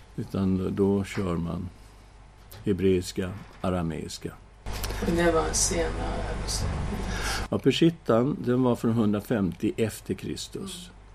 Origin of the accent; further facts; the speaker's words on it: Sweden; vi är ju svenskar